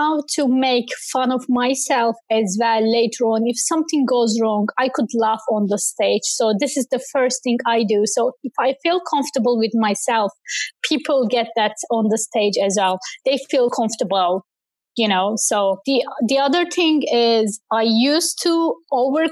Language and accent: English; Turkey; English is a second language; now in Ireland; I used to read poems to our community center in my hometown back in Turkey